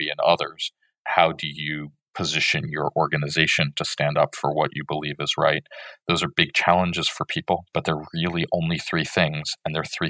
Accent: United States; I'm an American

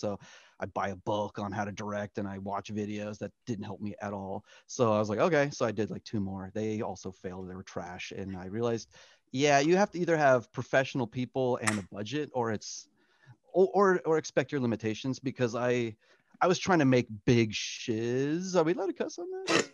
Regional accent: San Diego, California, United States; moved away as an adult; also born or lived in Florida; now in Los Angeles, United States; I'm originally from San Diego, went to school at Full Sail.

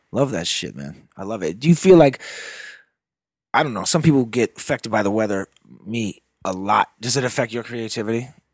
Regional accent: Nevis, St. Kitts & Nevis; moved away; Nevis is, like, the smaller of the two. That's the one I grew up on.

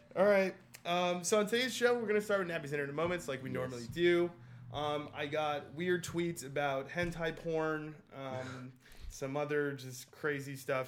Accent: New York City, New York, United States; I'm from Queens

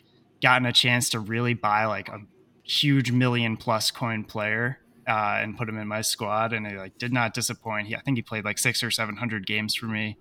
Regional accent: New York City, New York, United States; I am from New York City. I live in Manhattan with my beautiful fiance

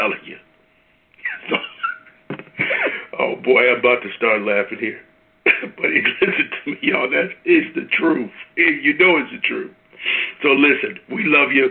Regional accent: Midwest, United States; I'm from the Midwest

